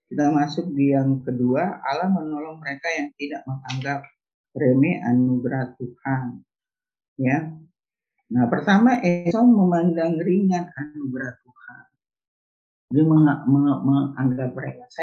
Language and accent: Indonesian; Manado, North Sulawesi, Indonesia; kalau kita orang Nado bilangnya brenebon ya